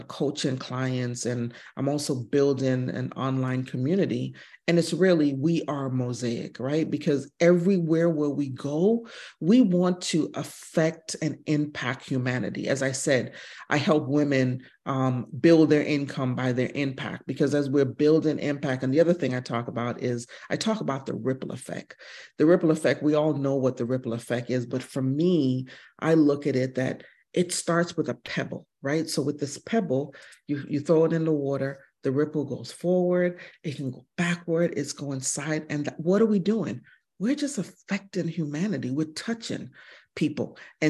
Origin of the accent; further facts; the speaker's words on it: United States; But being a military kid, my dad was in the military. I am West Indian American. My dad is from Mississippi. And having the fortune of traveling around the world since I was probably 2 years old and speaking three different languages.